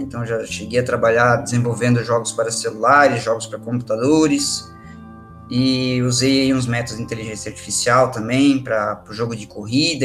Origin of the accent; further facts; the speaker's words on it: Joinville, Santa Catarina, Brazil; also born or lived in Curitiba, Brazil; eu sou de Joinville